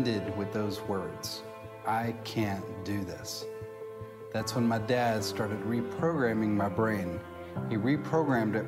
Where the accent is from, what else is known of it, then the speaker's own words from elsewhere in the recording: Hendersonville, Tennessee, United States; also born or lived in Nashville, Tennessee; I grew up in a suburb of Nashville called Hendersonville